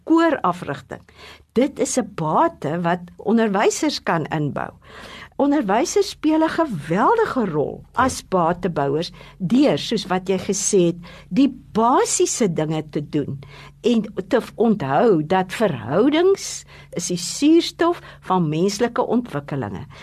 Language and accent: Afrikaans; Adelaide, Eastern Cape, South Africa; toe ek klein was in Adelaide groot te word.